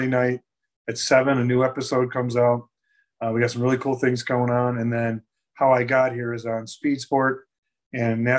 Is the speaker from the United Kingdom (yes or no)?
no; Buffalo, New York, United States; now in Mooresville, United States; I'm from Buffalo